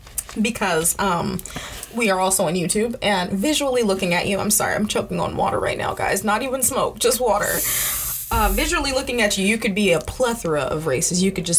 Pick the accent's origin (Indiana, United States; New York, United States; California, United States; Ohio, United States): California, United States; Sacramento; moved away; I grew up in California, in Sacramento, mostly. So it's, like, a melting pot of races.